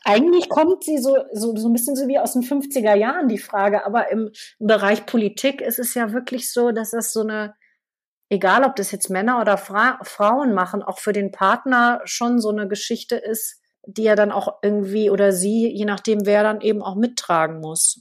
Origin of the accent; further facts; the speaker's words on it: Münster, North Rhine-Westphalia, Germany; now in Berlin, Germany; aus meiner Heimatstadt Münster